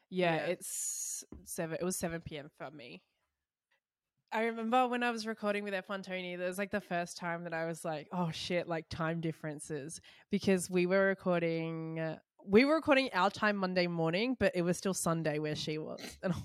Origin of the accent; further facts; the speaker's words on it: Australia; sometimes being an Australian fan